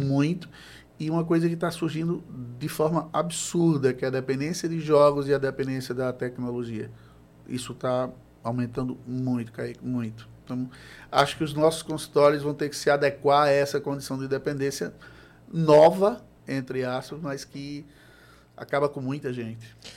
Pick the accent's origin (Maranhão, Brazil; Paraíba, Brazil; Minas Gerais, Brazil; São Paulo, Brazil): Paraíba, Brazil; João Pessoa; sou de João Pessoa